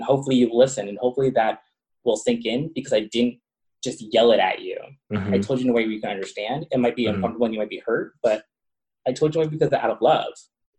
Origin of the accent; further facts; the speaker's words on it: Long Island, New York, United States; where I grew up in Long Island and I got called, you know, the F word or a homo and whatnot